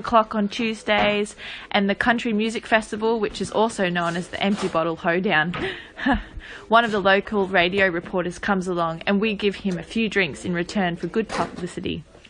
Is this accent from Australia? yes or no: yes; Footscray, Victoria, Australia; moved away as an adult; now in Alice Springs area, Australia; I'm from Footscray in Victoria originally.